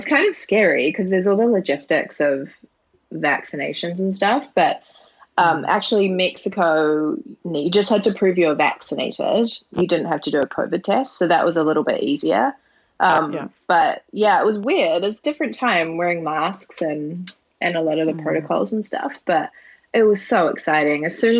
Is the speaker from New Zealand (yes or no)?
yes; New Zealand; now in Canada; And I'm originally from New Zealand, but I couldn't actually get into New Zealand. So I couldn't go home and see my family. So I was like, I need to get out, I need to do something. And I live in Canada now